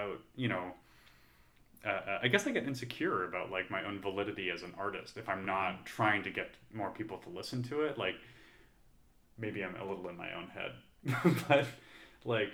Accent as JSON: {"language": "English", "country": "Canada", "moved": "yes", "lives_now": "United States", "said": "I'm an immigrant, so I'm from Canada"}